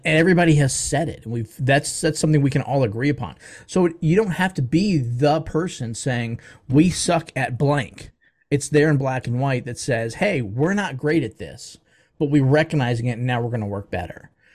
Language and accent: English; Baltimore, Maryland, United States; now in Atlanta, United States; I'm from the Baltimore, D C area originally